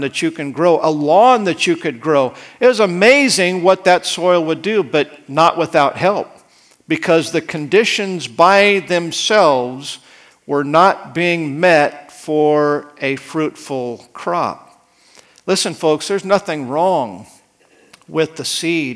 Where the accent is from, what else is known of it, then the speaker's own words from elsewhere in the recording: Idaho, United States; moved away; I grew up in Idaho